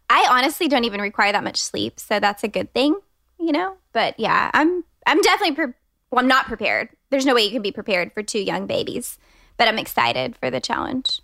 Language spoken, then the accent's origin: English; Austin, Texas, United States; I'm a designer based here in Austin, Texas. I grew up in Austin